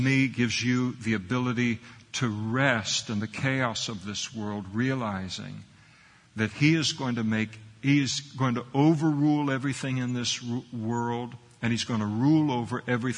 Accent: United States; we grew up in the United States of America, so we have a Christian heritage

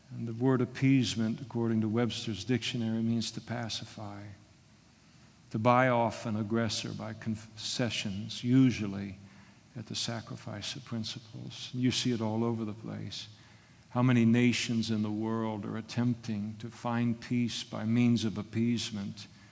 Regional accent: Scotland, United Kingdom; I'm a Scot

